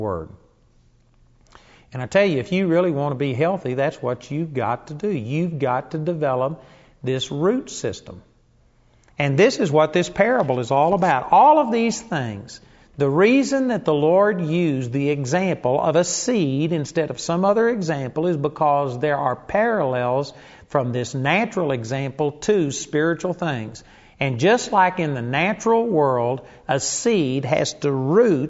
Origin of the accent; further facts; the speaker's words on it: Arlington, Texas, United States; When I was a kid, I grew up in Arlington, Texas